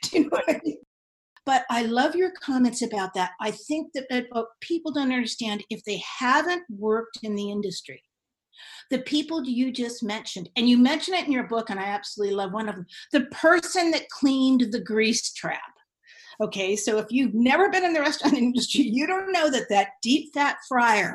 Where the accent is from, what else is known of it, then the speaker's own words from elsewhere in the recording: Marin County, California, United States; also born or lived in San Francisco / Davenport; I grew up in Marin County